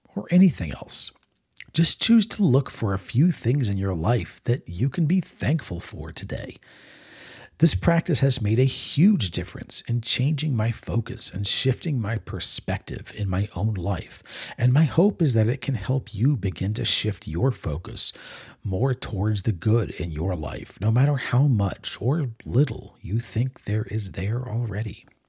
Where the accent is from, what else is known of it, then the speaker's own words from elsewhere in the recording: Maryland, United States; moved away as an adult; also born or lived in Texas / Florida; growing up in Maryland